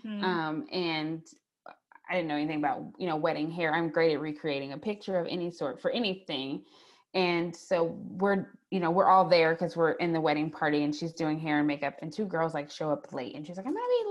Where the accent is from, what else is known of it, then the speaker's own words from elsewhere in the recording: St. Louis, Missouri, United States; now in Columbia, United States; I'm originally from St. Louis, Missouri, but I currently live in Columbia, Missouri